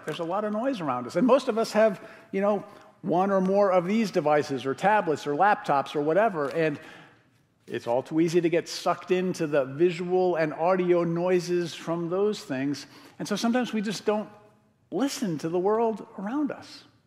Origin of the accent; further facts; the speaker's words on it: Connecticut, United States; now in Madison, United States; When I was a kid growing up in Connecticut, my dad used to go to this place called Spicebush Swamp in West Hartford, Connecticut